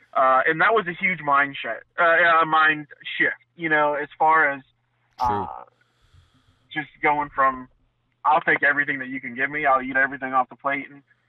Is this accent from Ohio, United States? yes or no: yes; Ohio, United States; also born or lived in Central Florida; Like I said, I came from Northeast Ohio.